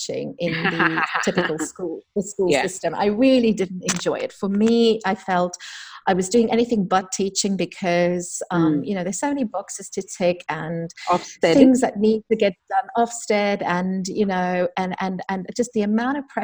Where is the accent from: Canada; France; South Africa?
South Africa; moved away as an adult; also born or lived in London; I'm from South Africa.